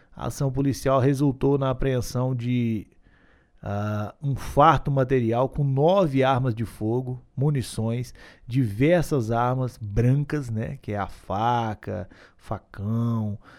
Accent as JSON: {"language": "Portuguese", "town": "Gurinhatã", "region": "Minas Gerais", "country": "Brazil", "tie": "born or raised there", "said": "Eu que sou do Guniatã, nascido e criado, não consigo viver nesse frio"}